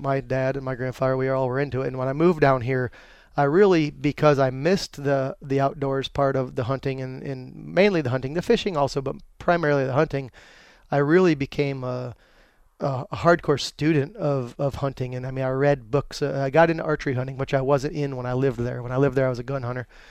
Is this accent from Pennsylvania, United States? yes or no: yes; Dushore, Pennsylvania, United States; moved away as an adult; now in North Carolina, United States; growing up in Pennsylvania